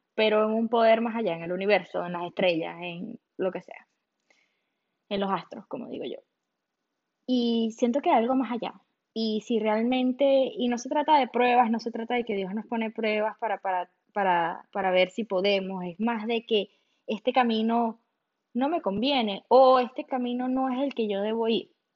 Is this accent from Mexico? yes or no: no; Venezuela; moved away as an adult; now in Miami, United States; yo soy de Venezuela